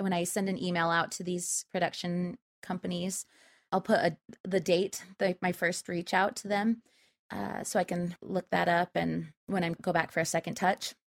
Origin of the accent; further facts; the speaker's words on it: Spanish Fork, Utah, United States; I was raised in Utah, central Utah. It's a little, little farm town called Spanish Fork.